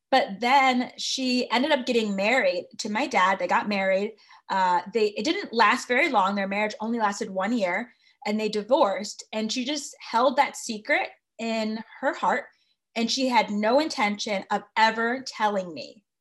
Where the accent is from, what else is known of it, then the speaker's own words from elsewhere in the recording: Connecticut, United States; I am from Connecticut